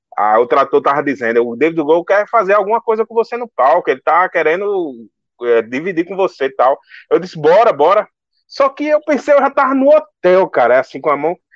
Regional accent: Northeast Region, Brazil; eu sou nordestino

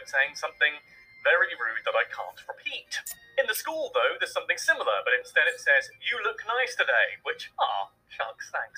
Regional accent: United Kingdom; Being British

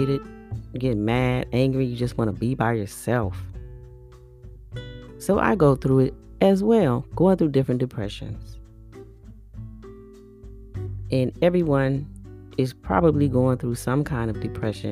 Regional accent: Bay Area, California, United States; I'm from the Bay Area, California

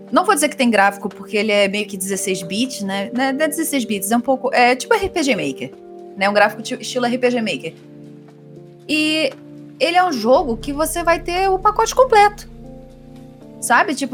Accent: Brazil; a gente é brasileiro

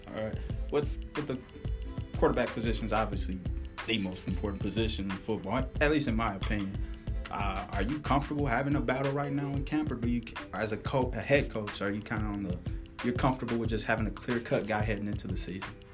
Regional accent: Wisconsin, United States; I'm from Wisconsin as well. Grew up in the heart of Big Ten country

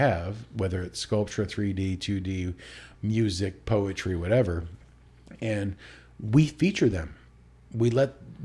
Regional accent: Alaska, United States; moved away as an adult; also born or lived in Utah; growing up in Alaska for the first 19 years of your life

